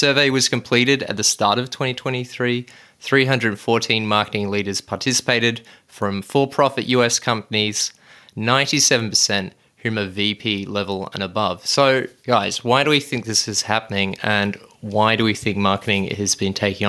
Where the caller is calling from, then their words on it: Reservoir, Victoria, Australia; Well, I'm tuning in from Reservoir, which is only 10Ks away from you, Shaheen, and it's sunny here